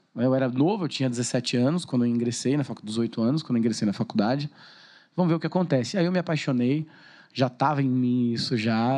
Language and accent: Portuguese; Suzano, São Paulo, Brazil; Sou natural de Suzano. E amo minha cidade